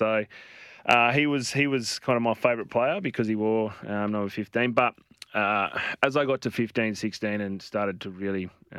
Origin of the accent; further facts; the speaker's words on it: Canberra, Australian Capital Territory, Australia; also born or lived in Melbourne, Victoria; obviously starting in Melbourne, growing up in Canberra